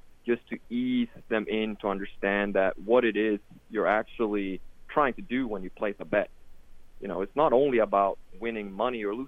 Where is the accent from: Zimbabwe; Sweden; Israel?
Sweden; I'm European myself. I grew up in Sweden, and I always had betting around me